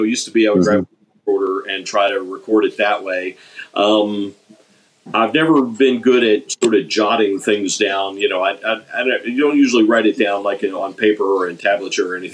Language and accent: English; Maryland, United States; moved away; I'm originally from Maryland